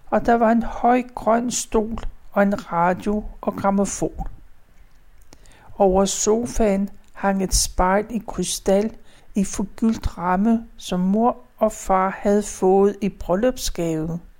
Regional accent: Gentofte, Capital Region of Denmark, Denmark; born there; Jeg blev født den 2. april. Det var palmesøndag, og året det var 1939. Jeg blev født på Gentofte Fødeklinik.

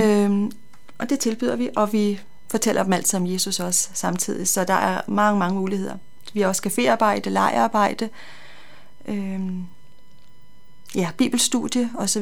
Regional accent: North Zealand, Capital Region of Denmark, Denmark; moved away as an adult; now in Copenhagen, Denmark; jeg kommer fra Nordsjælland, øh, har boet der i mange, mange år

